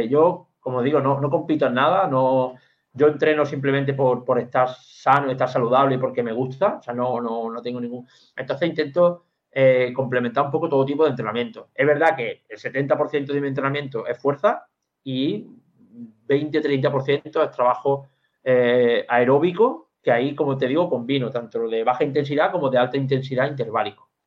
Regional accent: Andalusia, Spain; Yo, como buen andaluz

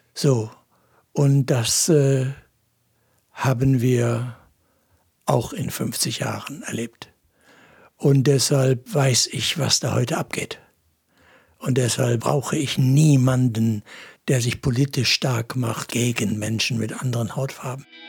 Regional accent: Essen, North Rhine-Westphalia, Germany; now in Kassel, Germany; Als ich selbst zum Glauben gekommen war, so als Junge in der Großstadt Essen

